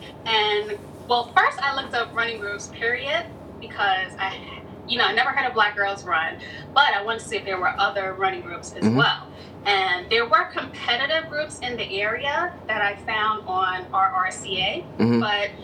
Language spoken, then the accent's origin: English; New York City, New York, United States; now in Long Island, United States; I was born in the Bronx, but I live in Long Island now